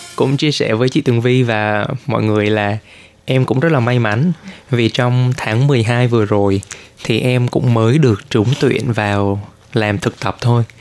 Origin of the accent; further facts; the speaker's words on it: Vietnam; now in Taiwan; mình là người Việt